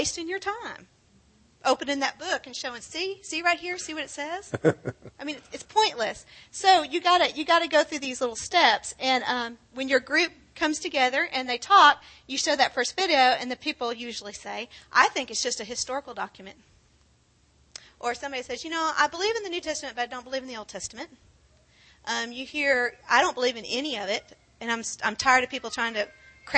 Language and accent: English; Granbury, Texas, United States; moved away as an adult; also born or lived in Houston; We're from Granbury